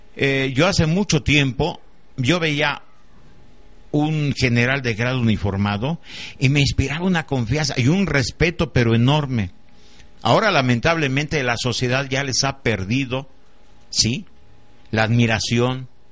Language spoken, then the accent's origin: Spanish; Mexico; mi dignidad como ser humano y como mexicano